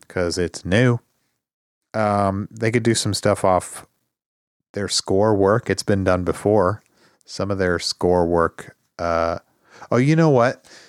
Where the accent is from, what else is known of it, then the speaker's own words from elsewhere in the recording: Midwest, United States; also born or lived in Arizona; we're also sort of Midwesterners